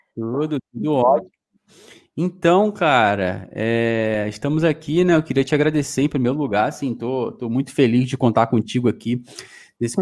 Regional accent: Rio de Janeiro, Brazil; moved away as an adult; now in Portugal; Sou lá do Rio de Janeiro, sou da Rural. E é, vim para Portugal há dois anos atrás

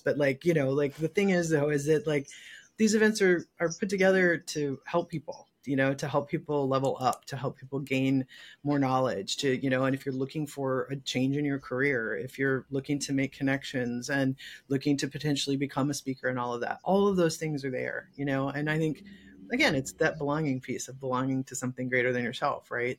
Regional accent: Michigan, United States; also born or lived in Texas / Seattle / California; now in Los Angeles, United States; I'm from Michigan originally.

